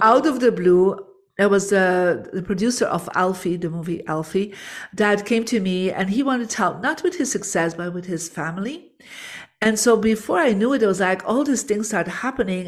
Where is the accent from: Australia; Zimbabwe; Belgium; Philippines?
Belgium; I'm from Belgium, born in a Catholic family.